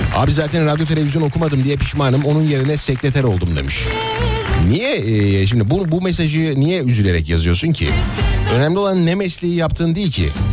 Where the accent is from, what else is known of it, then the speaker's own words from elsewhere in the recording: Nazilli, Aydın, Turkey; moved away; memleketimden beni dinleyen dinleyicilerime